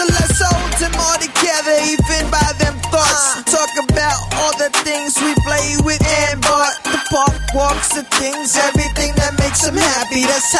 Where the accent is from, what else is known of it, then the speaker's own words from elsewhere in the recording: New York, United States; Remind you, I'm from New York.